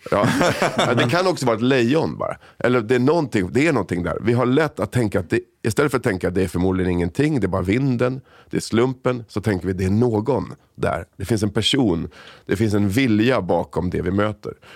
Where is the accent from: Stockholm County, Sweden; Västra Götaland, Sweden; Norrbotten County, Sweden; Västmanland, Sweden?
Stockholm County, Sweden; Sollentuna; also born or lived in Solna; föddes i Solna, växte upp i Sollentuna. Så jag är liksom helt svensk, uppväxt i Sverige.